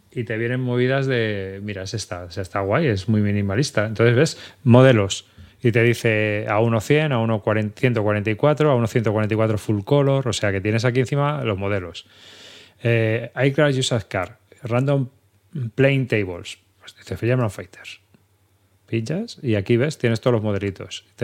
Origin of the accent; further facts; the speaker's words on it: Spain; siendo español, pues digo, pues os lo voy a comentar